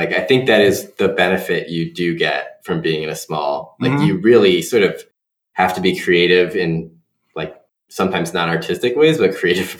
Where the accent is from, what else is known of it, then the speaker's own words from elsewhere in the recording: Adrian, Michigan, United States; I grew up in Adrian, the metropolis of Lenawee County